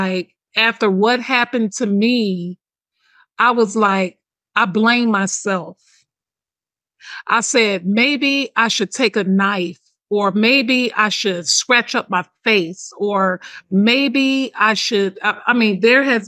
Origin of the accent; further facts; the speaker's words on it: Detroit, Michigan, United States; I'm from Detroit. I'm from the hood.